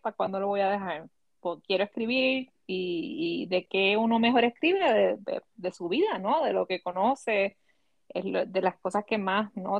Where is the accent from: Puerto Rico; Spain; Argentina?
Puerto Rico; mis experiencias creciendo en Puerto Rico